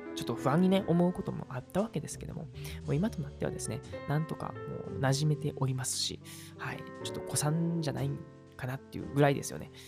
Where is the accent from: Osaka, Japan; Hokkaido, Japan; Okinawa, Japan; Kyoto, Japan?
Kyoto, Japan; Uji; 僕の地元である宇治市